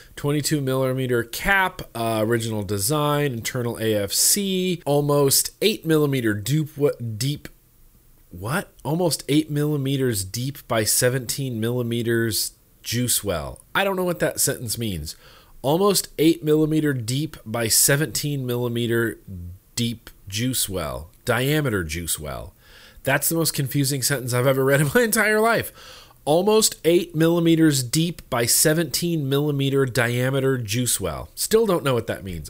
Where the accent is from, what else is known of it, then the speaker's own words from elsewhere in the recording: United States; I grew up in Lake Tahoe